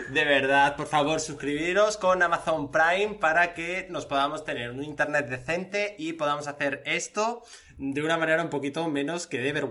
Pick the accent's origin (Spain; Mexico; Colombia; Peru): Spain; Yo soy español, mucho español.